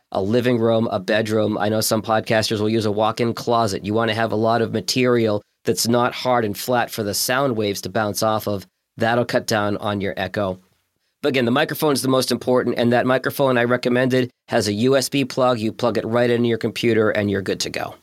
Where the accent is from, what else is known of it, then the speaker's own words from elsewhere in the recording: Boston, Massachusetts, United States; now in Detroit, United States; I grew up in Boston